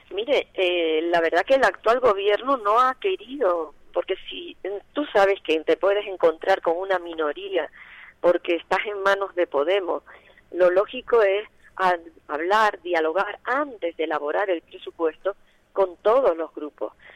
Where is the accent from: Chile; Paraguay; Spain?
Spain; Tenerife, Canary Islands; todos somos tinerfeños